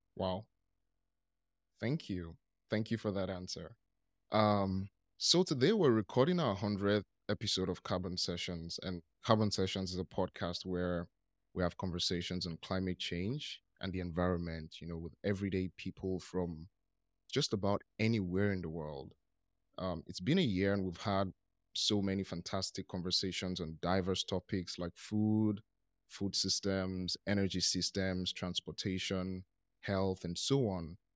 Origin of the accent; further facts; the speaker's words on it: Nigeria; I'm from Nigeria